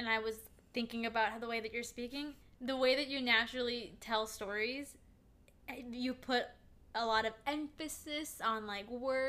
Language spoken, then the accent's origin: English; Midwest, United States; we're from the Midwest, and we, to a certain point, our accent is pretty widely regarded.